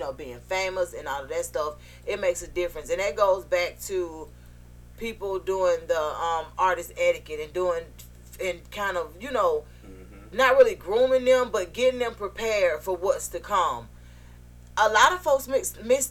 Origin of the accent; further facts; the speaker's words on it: Atlanta, Georgia, United States; born and raised in Atlanta